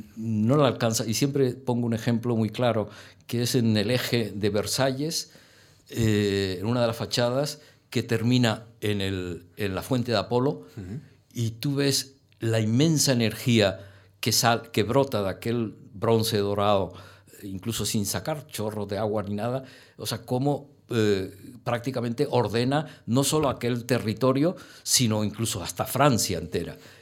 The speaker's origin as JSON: {"language": "Spanish", "town": "Las Palmas de Gran Canaria", "region": "Canary Islands", "country": "Spain", "tie": "born or raised there", "moved": "yes", "lives_now": "Madrid, Spain", "said": "sigo identificando como canario plenamente"}